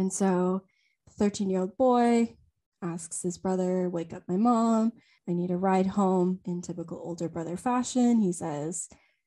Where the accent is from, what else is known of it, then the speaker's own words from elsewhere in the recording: Louisiana, United States; also born or lived in China; we were both born there